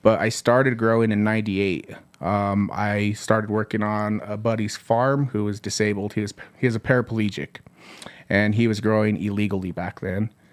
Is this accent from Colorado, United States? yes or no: yes; Southern Colorado, United States; Born and raised in Southern Colorado.